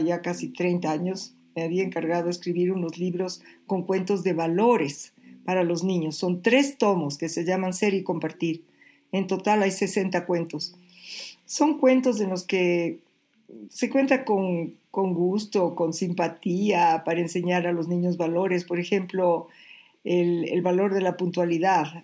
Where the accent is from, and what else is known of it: Ecuador